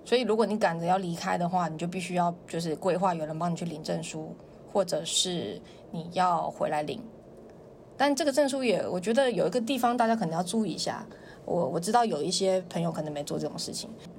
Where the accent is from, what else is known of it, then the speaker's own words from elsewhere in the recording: Taiwan; accent: Taiwanese; now in China; 他们说是因为我台湾腔很重，他们就觉得我不了解当时的情况，所以就很好骗